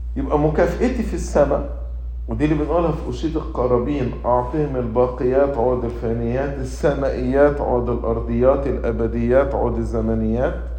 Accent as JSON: {"language": "Arabic", "country": "Egypt", "also_born_or_lived": "United States", "moved": "yes", "said": "أنا مواطن أمريكي مواطن مصري"}